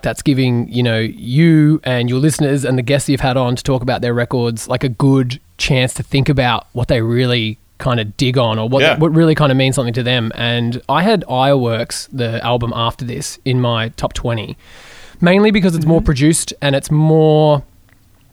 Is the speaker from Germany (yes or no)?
no; Geelong, Victoria, Australia; I grew up in Geelong